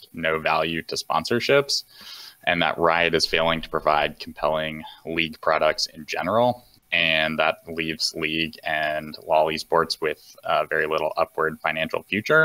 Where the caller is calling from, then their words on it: Charlottesville, Virginia, United States; I'm calling from Charlottesville, Virginia